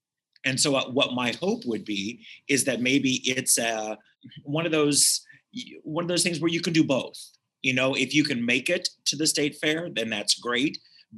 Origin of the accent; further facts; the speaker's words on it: Reno County, Kansas, United States; I grew up in Reno County. So the state fair was 10 minutes away, and you know, it was the same place as my county fair.